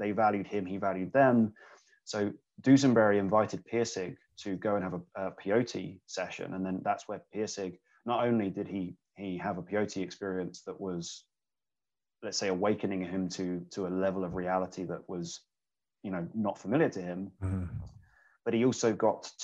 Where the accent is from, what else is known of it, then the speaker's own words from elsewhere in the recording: England, United Kingdom; and I'm English, so I'm actually kind of very conscious of the fact that being raised in English culture